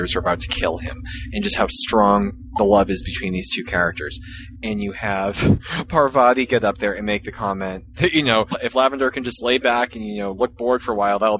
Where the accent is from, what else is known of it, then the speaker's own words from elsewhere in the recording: Massachusetts, United States; I'm from Massachusetts.